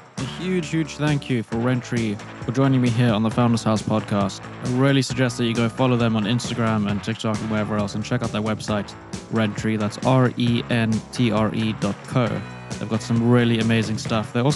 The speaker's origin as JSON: {"language": "English", "country": "South Africa", "also_born_or_lived": "London", "moved": "as an adult", "said": "I'm from South Africa. I moved there when I was 19."}